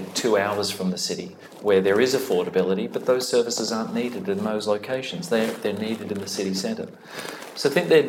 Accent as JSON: {"language": "English", "country": "Australia", "tie": "born or raised there", "moved": "as an adult", "lives_now": "Dublin, Ireland", "said": "my home country"}